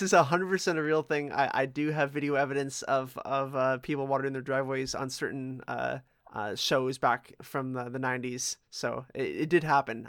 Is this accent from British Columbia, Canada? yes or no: no; Toronto, Ontario, Canada; I, I grew up in Etobicoke